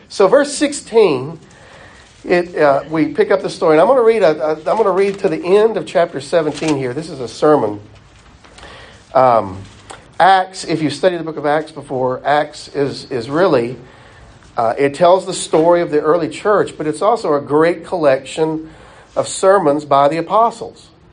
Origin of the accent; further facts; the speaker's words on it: the South, United States; We, we grew up in the South. All of us, I think, have had enough time in the South